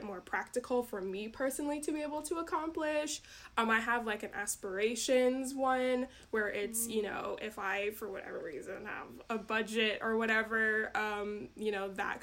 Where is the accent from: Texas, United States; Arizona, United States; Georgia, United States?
Georgia, United States; now in Wisconsin, United States; I'm actually from Georgia. I moved up to Wisconsin